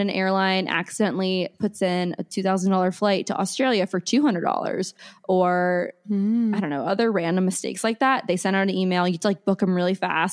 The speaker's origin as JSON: {"language": "English", "town": "Omaha", "region": "Nebraska", "country": "United States", "said": "I'm from Omaha, Nebraska originally"}